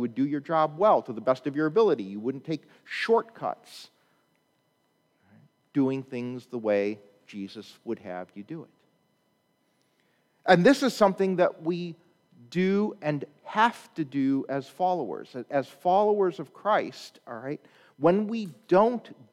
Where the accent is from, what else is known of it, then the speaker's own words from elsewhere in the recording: Chicago, Illinois, United States; I'm from Chicago